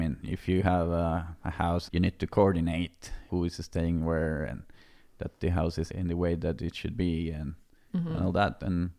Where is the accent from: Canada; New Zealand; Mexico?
Mexico; moved away as an adult; now in Norway; I'm from Mexico and I post a lot of images from Norway. I came from Mexico in 2014